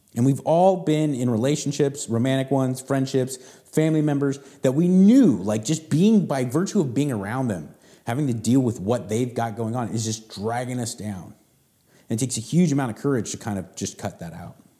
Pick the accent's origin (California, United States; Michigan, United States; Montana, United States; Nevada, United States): California, United States; Southern; I grew up in Southern California